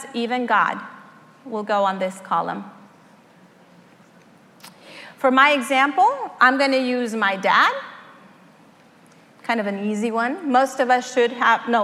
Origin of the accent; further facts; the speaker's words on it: Mexico; moved away; I was born in Mexico to a family of five